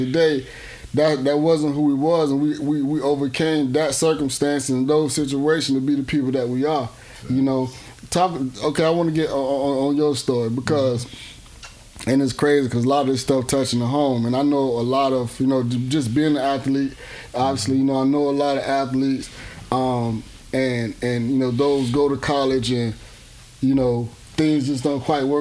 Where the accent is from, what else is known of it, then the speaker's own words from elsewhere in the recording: Miami, Florida, United States; we all come from a similar background, and you know, I'm from Miami